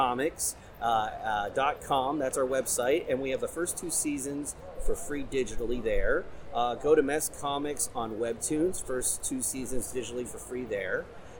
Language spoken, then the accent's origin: English; Cincinnati, Ohio, United States; So we're from the Cincinnati area.